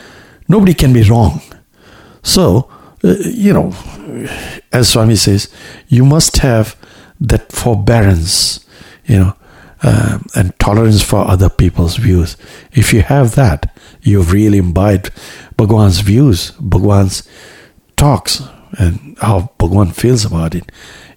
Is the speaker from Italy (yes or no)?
no; Kampala, Central Region, Uganda; born there; also born or lived in India; Incidentally, I was born in East Africa, in Kampala, in Uganda. So that time Uganda was still under British territory.